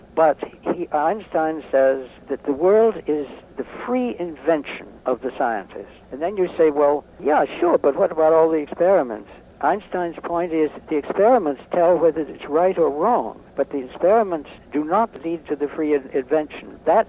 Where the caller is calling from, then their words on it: Massachusetts, United States; I'm talking from Massachusetts, which is very blue.